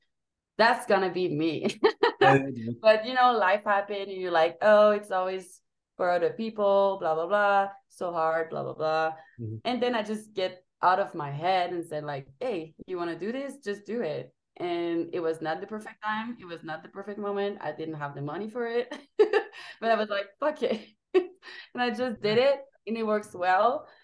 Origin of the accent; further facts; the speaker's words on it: Montreal, Quebec, Canada; moved away; I don't have a home base. But I'm from Montreal, Canada, Quebec